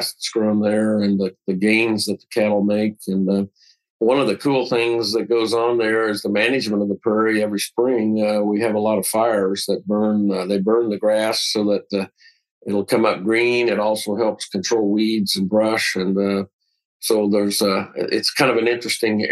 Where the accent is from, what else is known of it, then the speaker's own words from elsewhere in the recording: Alta Vista, Kansas, United States; now in Wichita, United States; My hometown is actually Northeast Kansas in Waubunsee County, Alta Vista, Kansas area, in Flint Hills